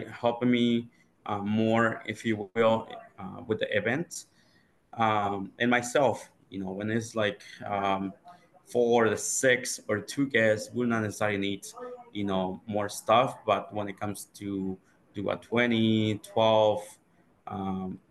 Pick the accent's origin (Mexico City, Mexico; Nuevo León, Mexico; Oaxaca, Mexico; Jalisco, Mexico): Oaxaca, Mexico; moved away as an adult; I grew up in Oaxaca, Mexico